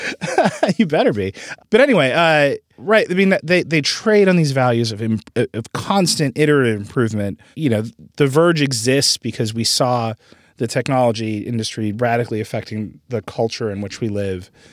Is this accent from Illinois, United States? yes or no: no; Wisconsin, United States; I was I was raised in Wisconsin